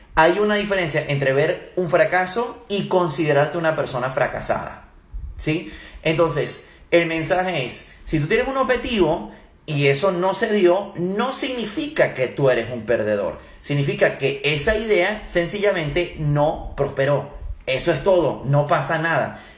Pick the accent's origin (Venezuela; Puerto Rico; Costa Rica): Venezuela; also born or lived in Germany; yo nací en Alemania, soy alemán, mi papá es alemán, viví unos cortos años en Alemania y con mi mamá es venezolana, luego se vinieron a Venezuela y también viví gran parte de mi vida en Venezuela